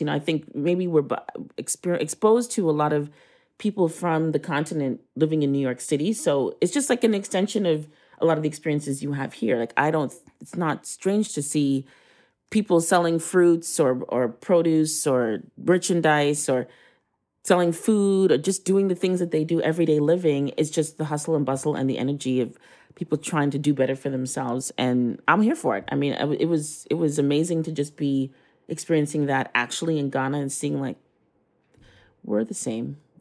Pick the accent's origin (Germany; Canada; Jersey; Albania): Canada; moved away as an adult; now in Brooklyn, United States; I was born in Canada.